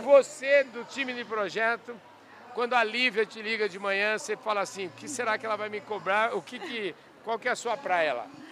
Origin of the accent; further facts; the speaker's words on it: Porangaba, São Paulo, Brazil; eu nasci num lugar chamado Bairro dos Mirandas. Fica em Porangaba